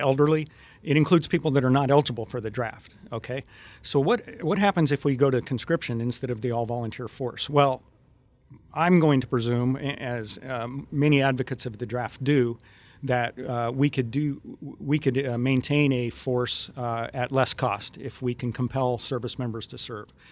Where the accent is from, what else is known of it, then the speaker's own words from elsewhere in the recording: Western Colorado, United States; I grew up in Western Colorado and spent a lot of time in that area.